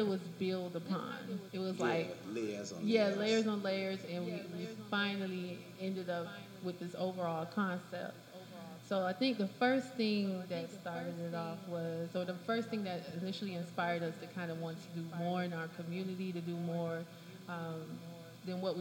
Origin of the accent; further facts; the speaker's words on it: Miami Gardens, Florida, United States; I am from Miami Gardens